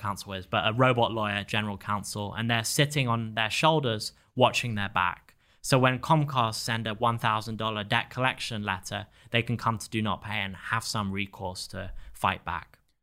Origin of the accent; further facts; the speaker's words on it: England, United Kingdom; moved away as an adult; also born or lived in Stanford, California; now in Miami, United States; I was a high school student in England